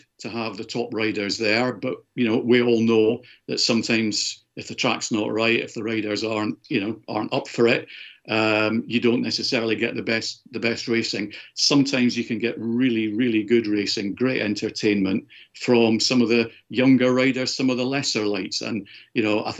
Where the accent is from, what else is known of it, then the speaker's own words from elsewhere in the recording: Edinburgh, Scotland, United Kingdom; moved away as an adult; now in London, United Kingdom; I grew up in Edinburgh, and obviously when I was sort of very wee